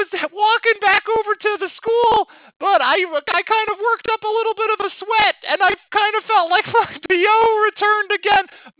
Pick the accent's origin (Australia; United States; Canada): Australia; I don't know anything about Turkey Day because I'm from Australia.